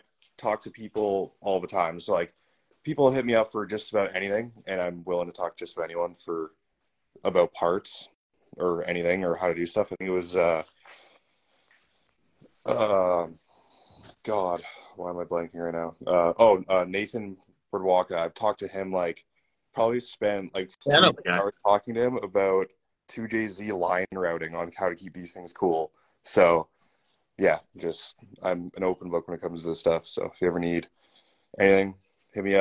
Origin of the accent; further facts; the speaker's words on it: Chilliwack, British Columbia, Canada; Their shop is in my hometown in Chilliwack, BC